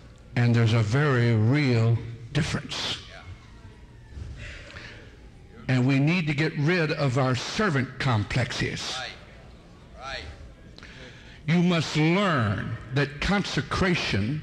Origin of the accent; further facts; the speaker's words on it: United States; Being an American citizen